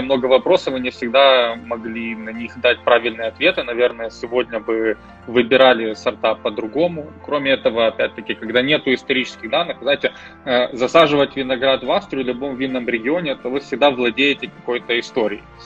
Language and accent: Russian; Uzhhorod, Zakarpattia Oblast, Ukraine; moved away as an adult; also born or lived in Austria / Germany / London / New York; а я уроженец Закарпатья из города Ужгород